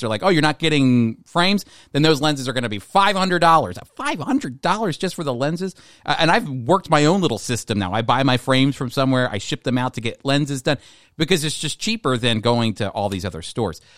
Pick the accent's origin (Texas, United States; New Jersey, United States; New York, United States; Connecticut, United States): New Jersey, United States; the Philadelphia area